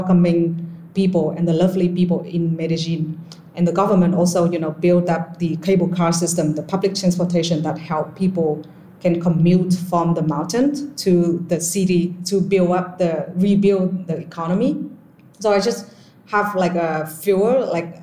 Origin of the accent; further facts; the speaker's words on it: Vietnam; moved away as an adult; also born or lived in Philadelphia, United States; moving back to my home country, Vietnam